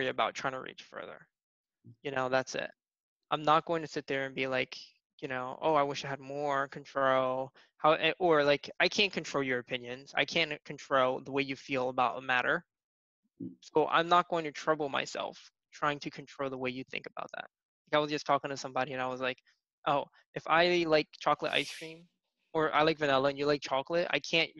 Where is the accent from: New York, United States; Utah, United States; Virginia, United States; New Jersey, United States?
New Jersey, United States; Atlantic City; I'm originally from South Jersey, here in the States, and I grew up in the primarily like in the Atlantic City type of area